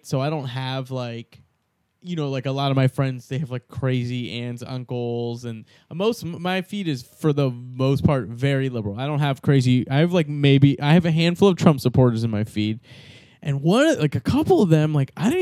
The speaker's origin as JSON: {"language": "English", "country": "United States", "tie": "born or raised there", "said": "I'm born here. I'm American"}